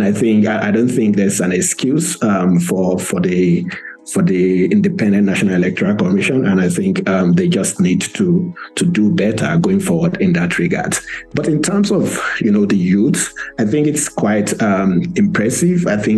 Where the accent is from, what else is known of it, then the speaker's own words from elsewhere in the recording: Nigeria; As a Nigerian, first of all, I think it's a bit disappointing